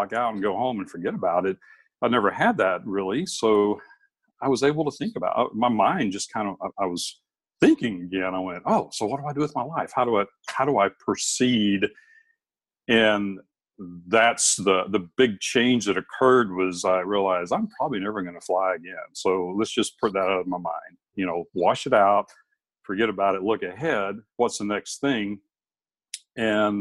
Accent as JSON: {"language": "English", "area": "Alabama, Tennessee", "region": "the South", "country": "United States", "tie": "born or raised there", "moved": "yes", "lives_now": "Alaska, United States", "said": "I grew up in Alabama, Tennessee"}